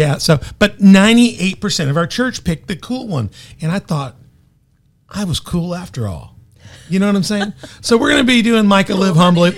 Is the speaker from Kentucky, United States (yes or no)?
no; Memphis, Tennessee, United States; now in Carbondale, United States; I grew up most of my life in Memphis, so I consider myself a Memphis boy